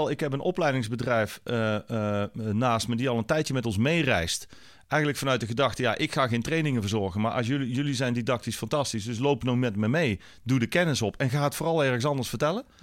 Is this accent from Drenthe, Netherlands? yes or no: no; North Brabant, Netherlands; en ik kom uit Brabant, hè, dus daar...